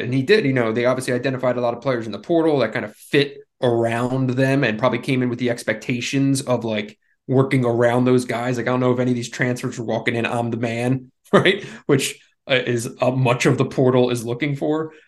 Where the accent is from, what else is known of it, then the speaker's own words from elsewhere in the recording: Philadelphia, Pennsylvania, United States; I grew up in the Northeast, right? Grew up in Philadelphia, Villanova, right down the street